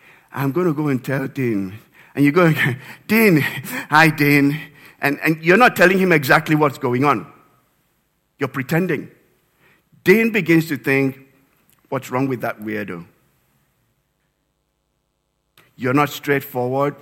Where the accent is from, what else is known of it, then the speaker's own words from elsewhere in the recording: Nigeria; moved away; back in my home country, Nigeria